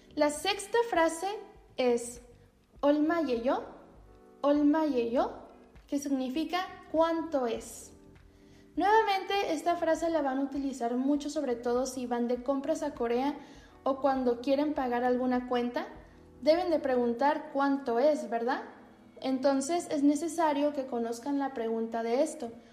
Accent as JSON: {"language": "Spanish", "country": "Mexico"}